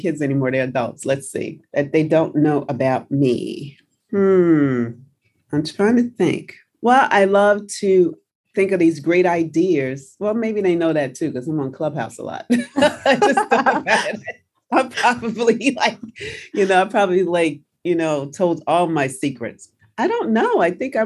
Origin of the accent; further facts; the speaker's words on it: New York City, New York, United States; also born or lived in New Jersey; I'm from New Jersey. I grew up in New York City